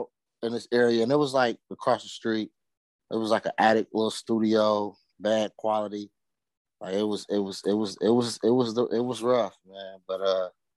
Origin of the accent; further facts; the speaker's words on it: Cincinnati, Ohio, United States; I'm from Ohio, Cincinnati, Ohio, to be exact